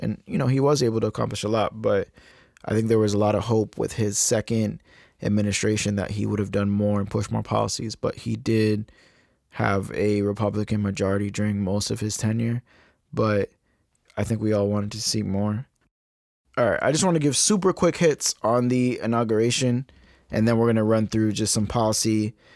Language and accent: English; Massachusetts, United States; also born or lived in Cape Verde (ancestry); my home state of Massachusetts